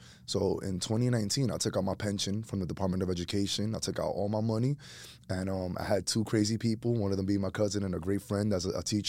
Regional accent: New York City, New York, United States; born and raised in Washington Heights, two Dominican immigrant parents that came to New York City in the late 70s, early 80s. I'm a kid who grew up on the block

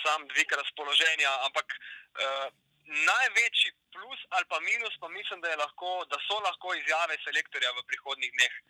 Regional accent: Primorska, Slovenia; prihajam iz Primorske, delal na različnih medijih tukaj na obali

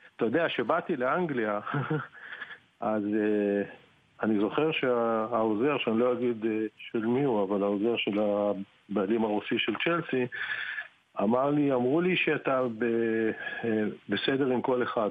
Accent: Israel; moved away as an adult; now in England; אני באתי מהארץ, אני אוהב את הארץ, היו לי שנים אדירות בארץ

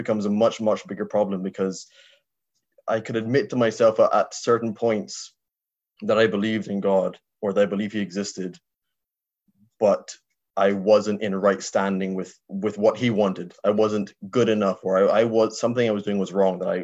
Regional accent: Barbados; now in Ireland; I was raised in Barbados in the Caribbean.

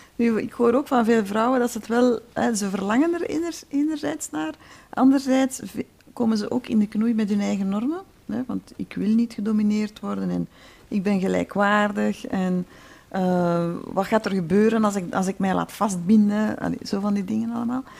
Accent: Flanders, Belgium; ik kom natuurlijk ook uit Vlaanderen

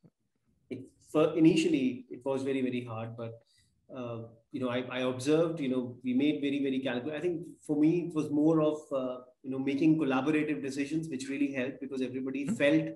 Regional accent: North India, India; moved away as an adult; also born or lived in United Kingdom / Harlow, Essex; now in Bangalore, India; I was born and brought up in India, I belong to North India. I come from a clan of Punjabis

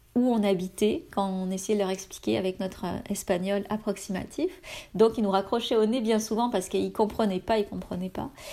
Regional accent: France; moved away as an adult; now in Canada

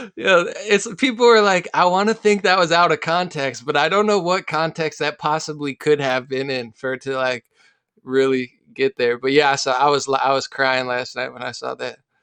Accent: Central New Jersey, United States; moved away as an adult; also born or lived in West Virginia; now in California, United States; I'm from New Jersey

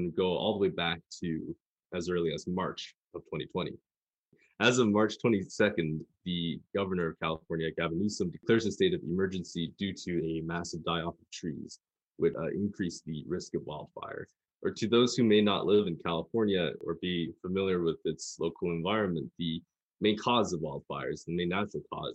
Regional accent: Victoria, British Columbia, Canada; I'm from Victoria, British Columbia, Canada, a island town off the coast of Seattle and Vancouver.

